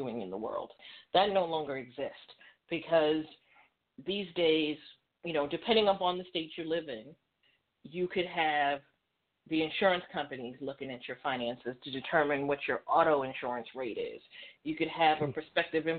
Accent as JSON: {"language": "English", "town": "New York City", "region": "New York", "country": "United States", "tie": "born or raised there", "said": "I grew up in New York City"}